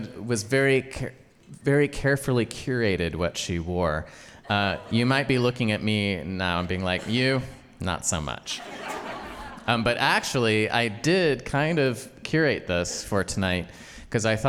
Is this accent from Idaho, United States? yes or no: yes; Idaho, United States; I grew up in Idaho